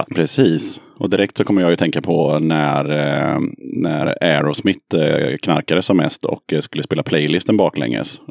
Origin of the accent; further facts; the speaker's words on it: Eskilstuna, Södermanland, Sweden; Hon är född i Eskilstuna precis som jag